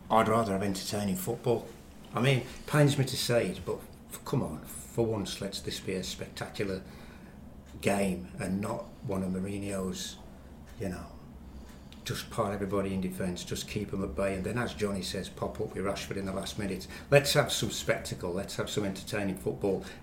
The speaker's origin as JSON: {"language": "English", "town": "Walsall", "region": "West Midlands", "country": "United Kingdom", "tie": "born or raised there", "said": "I was born and bred in Walsall, but I finally saw the light and stopped supporting Walsall and switched to Manchester City"}